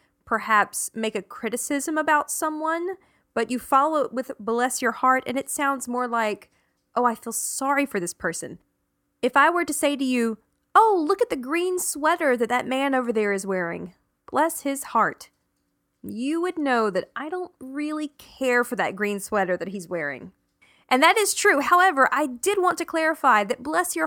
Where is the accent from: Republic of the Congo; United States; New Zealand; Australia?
United States; the South, Southern United States; born or raised there